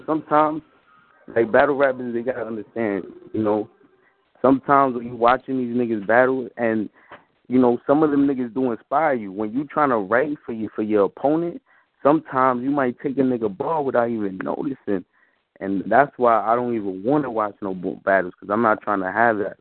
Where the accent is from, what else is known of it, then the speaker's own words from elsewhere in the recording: New York City, New York, United States; also born or lived in Washington Heights, Manhattan; I was born right here in um in Washington Heights in Manhattan, but I was raised in the Bronx